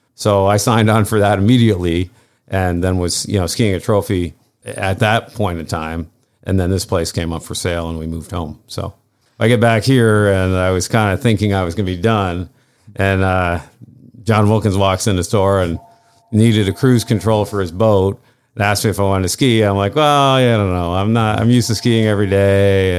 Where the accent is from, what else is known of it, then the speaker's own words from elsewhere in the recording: Saranac Lake, New York, United States; moved away as an adult; also born or lived in Charleston; I grew up here also.